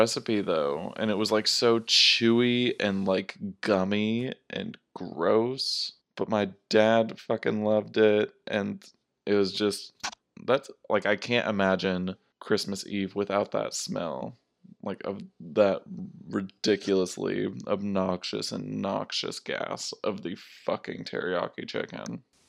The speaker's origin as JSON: {"language": "English", "country": "United States"}